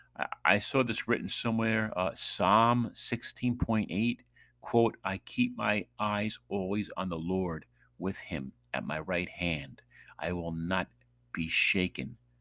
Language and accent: English; New York, United States; moved away; from New York